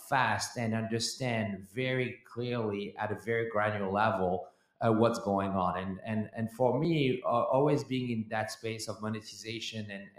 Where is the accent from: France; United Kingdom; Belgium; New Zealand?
France; now in United States; I was born and raised in France